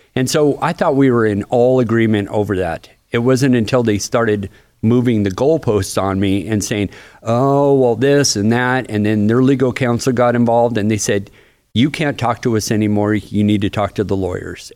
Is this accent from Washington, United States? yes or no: yes; Bremerton, Washington, United States; moved away as an adult; now in Florida, United States; that's my hometown